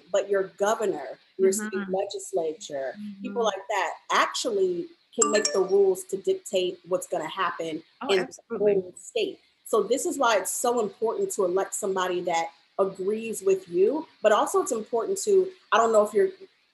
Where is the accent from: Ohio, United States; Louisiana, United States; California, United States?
Louisiana, United States; moved away; I am from Louisiana, but I do not live in the South anymore